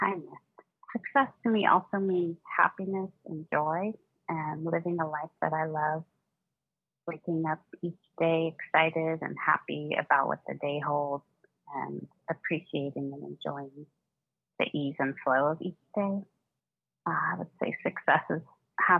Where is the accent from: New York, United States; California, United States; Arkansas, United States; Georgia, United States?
California, United States; San Francisco Bay Area; I'm from San Francisco Bay Area in California